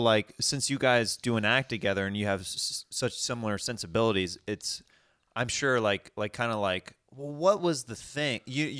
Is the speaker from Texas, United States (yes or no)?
no; Kansas City, Kansas, United States; Whenever I say I'm from Kansas City, people are like, oh, cool, which part? And then I'll be like, oh, this side. They're like, oh, you're from the Kansas side.